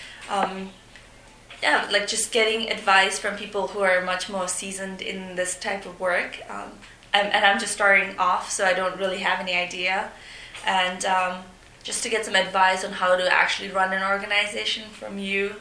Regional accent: Bhutan; moved away; having grown up in Bhutan

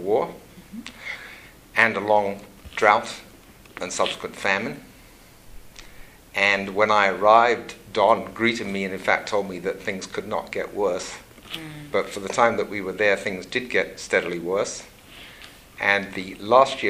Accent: Saskatchewan, Canada; moved away as an adult; also born or lived in Mozambique; now in Ottawa, Canada; I grew up in Saskatchewan.

